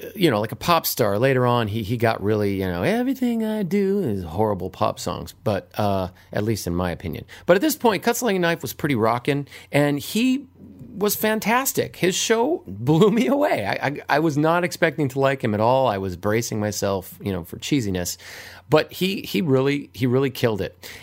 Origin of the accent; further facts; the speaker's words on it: Hawaii, United States; moved away; my years growing up in Hawaii